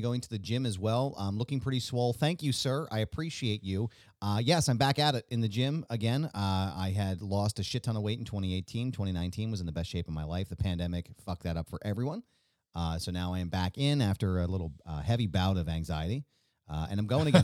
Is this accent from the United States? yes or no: yes; Bucks County, Pennsylvania, United States; where I grew up in Bucks County